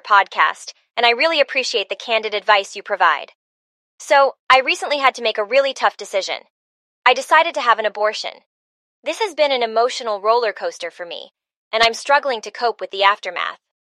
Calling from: Chicago, Illinois, United States; I'm calling from Chicago

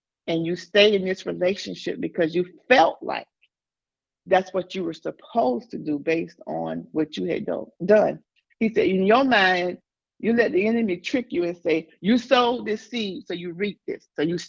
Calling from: Dallas, Texas, United States; I'm coming from Dallas, Texas.

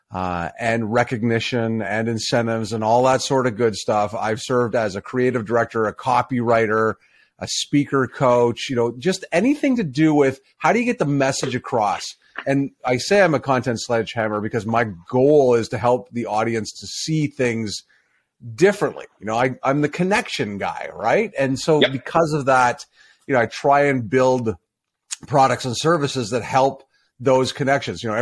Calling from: Bradford, Ontario, Canada; I am in Bradford, Ontario.

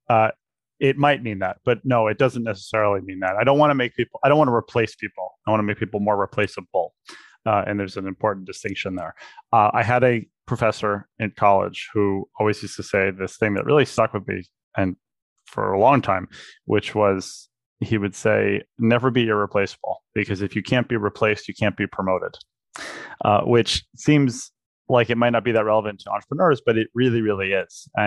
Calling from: Princeton, New Jersey, United States; I'm in Princeton, New Jersey.

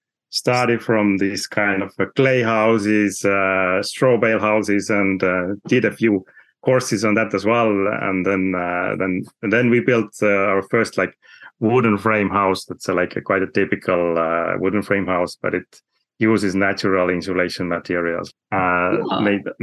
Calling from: Saare County, Estonia; I'm talking from Saaremaa, which is the biggest island in Estonia.

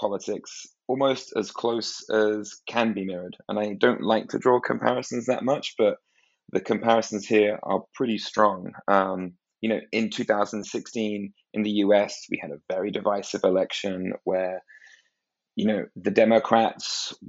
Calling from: Washington, District of Columbia, United States; Hi, David. I'm also in Washington, D.C.

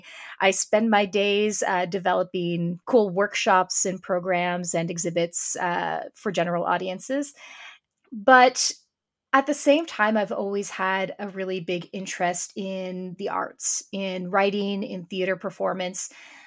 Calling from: Sudbury, Ontario, Canada; I'm joining today from Sudbury, Ontario, Canada.

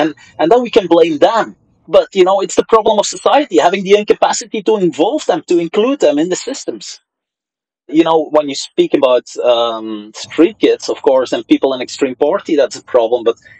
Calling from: Brussels, Belgium; Many of these guys over here in Brussels, I'm calling in from Belgium, many of the kids that went to fight with ISIS in Syria

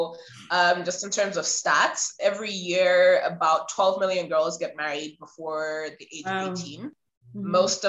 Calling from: Zimbabwe; I'm calling in from Zimbabwe. Which is, for those who don't know, it's in the southern part of Africa, just above South Africa.

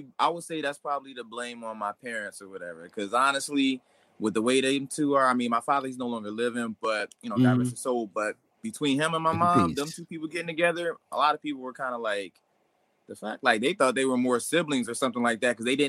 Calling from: Chester, Pennsylvania, United States; I am actually in Chester, Pennsylvania.

